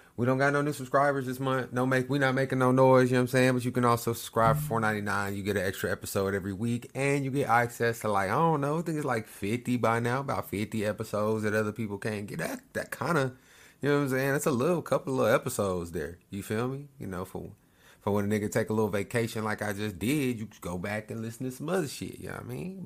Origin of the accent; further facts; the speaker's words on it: Lawton, Oklahoma, United States; moved away; My hometown, I'm from this little, little spot, Oklahoma. Lawton L Town